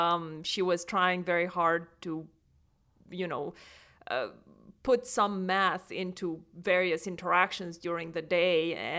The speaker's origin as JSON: {"language": "English", "country": "Romania", "tie": "born or raised there", "second_language": "English", "said": "I grew up in Romania, and I grew up on a farm, actually."}